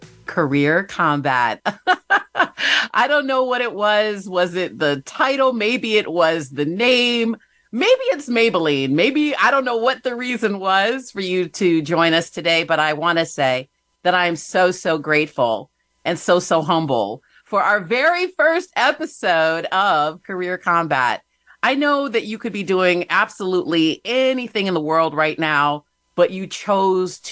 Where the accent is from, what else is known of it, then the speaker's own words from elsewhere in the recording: Michigan, United States; moved away as an adult; also born or lived in Virginia; I started out, grew up in Michigan